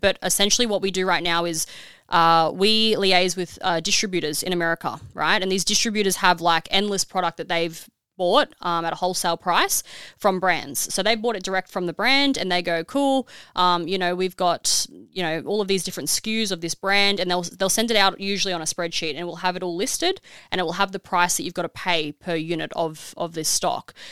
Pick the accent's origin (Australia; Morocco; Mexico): Australia; being an Aussie